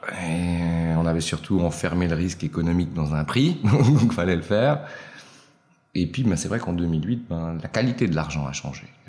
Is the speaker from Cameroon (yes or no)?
no; Switzerland; je suis italien d'origine, né en Suisse